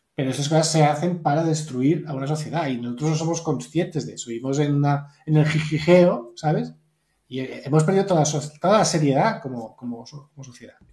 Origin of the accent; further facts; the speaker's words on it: Spain; soy blanco, soy español